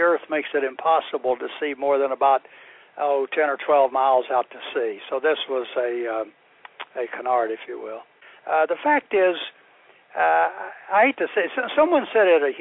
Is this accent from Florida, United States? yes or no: yes; Florida, United States; in Florida, my home state, was in Tallahassee